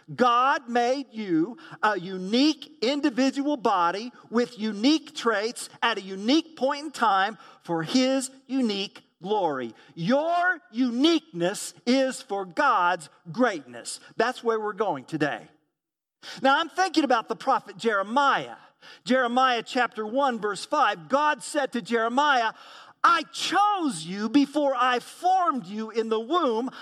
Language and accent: English; Tulsa, Oklahoma, United States; moved away; also born or lived in Midwest; was born at Saint John's Hospital in the city of Tulsa, Oklahoma. Thus, I grew up in the Southwest, and I migrated to Midwestern culture